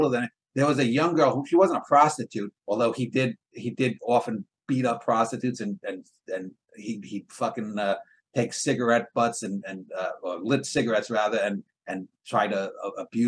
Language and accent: English; New York City, New York, United States; When I was a kid, I grew up in the Ridgewood section of New York